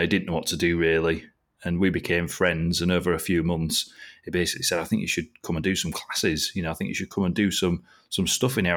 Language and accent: English; Driffield, Yorkshire and the Humber, United Kingdom; also born or lived in Scarborough / Malton; So I was born in Scarborough and I grew up in a little town called Driffield over here in East Yorkshire